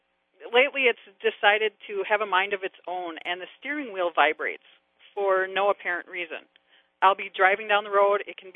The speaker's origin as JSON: {"language": "English", "region": "Upper Peninsula of Michigan", "country": "United States", "tie": "born or raised there", "moved": "yes", "lives_now": "Lindstrom, Minnesota, United States", "said": "No, actually, I grew up in the Upper Peninsula of Michigan."}